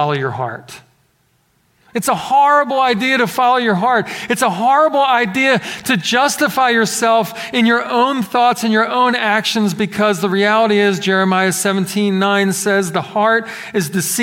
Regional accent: Philadelphia, Pennsylvania, United States; growing up in Philadelphia, we did have some snowfall.

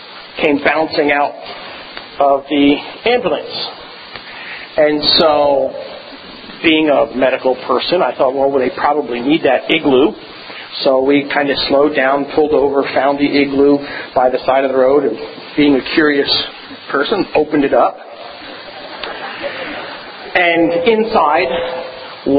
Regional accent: Philadelphia, Pennsylvania, United States; moved away as an adult; now in Texas, United States; moved to Texas, I'm from Philadelphia

